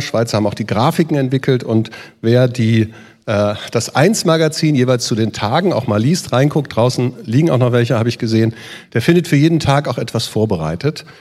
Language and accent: German; Northern Germany, Germany; Ich bin in Norddeutschland aufgewachsen, wir sind Schlitten gefahren von den Deichen.